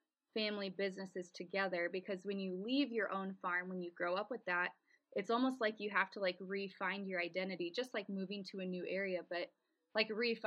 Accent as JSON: {"language": "English", "area": "near Omaha", "region": "Nebraska", "country": "United States", "tie": "born or raised there", "said": "the farm I grew up on is gone"}